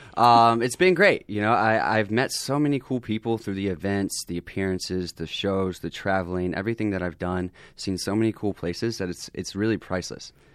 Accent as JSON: {"language": "English", "region": "the South", "country": "United States", "moved": "as an adult", "lives_now": "Los Angeles, United States", "said": "I'm this guy from the South"}